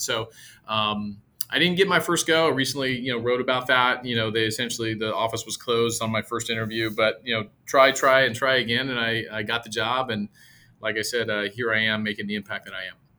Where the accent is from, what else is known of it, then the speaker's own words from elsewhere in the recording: San Jose, California, United States; moved away as an adult; now in Texas, United States; San Jose, California, all my family, much, uh, many of my friends and colleagues are still there.